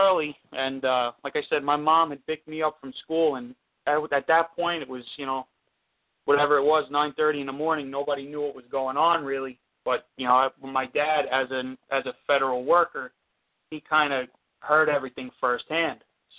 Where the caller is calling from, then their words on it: Seaford, New York, United States; I'm calling from Seaford.